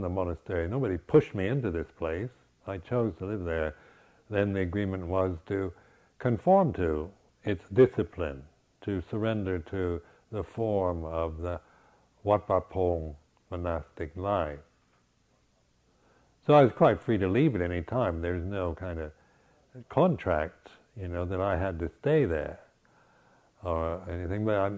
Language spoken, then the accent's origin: English; United States; moved away as an adult; also born or lived in Berkeley; being an American